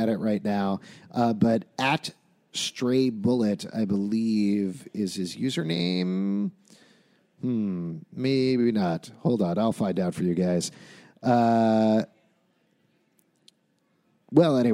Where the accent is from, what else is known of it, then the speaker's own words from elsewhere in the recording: New York, United States; as a New Yorker